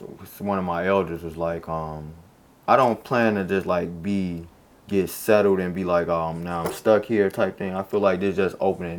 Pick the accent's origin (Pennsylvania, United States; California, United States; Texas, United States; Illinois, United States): Illinois, United States; Chicago; and I'll be like, I'm from Chicago, and they're like, what?